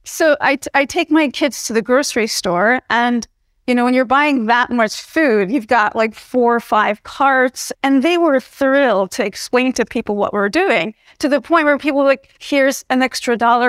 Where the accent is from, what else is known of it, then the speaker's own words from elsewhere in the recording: New Jersey, United States; but I was born and raised in New Jersey in the United States.